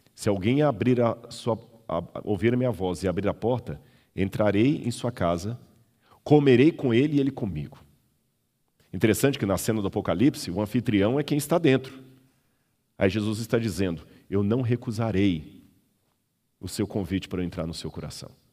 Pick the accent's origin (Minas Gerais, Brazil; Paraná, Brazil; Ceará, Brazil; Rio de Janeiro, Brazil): Minas Gerais, Brazil; Belo Horizonte; Eu sou mineiro, de Belo Horizonte